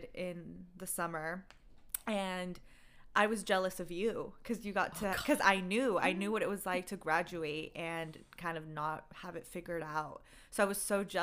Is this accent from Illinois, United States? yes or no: no; Bay Area, California, United States; moved away as an adult; also born or lived in Glendale, California; now in Los Angeles, United States; I'm originally from the Bay Area